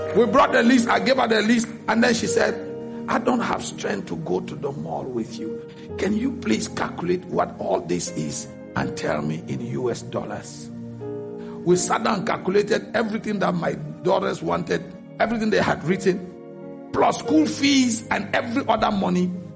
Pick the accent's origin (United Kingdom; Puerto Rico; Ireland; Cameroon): Cameroon; now in United States; from Cameroon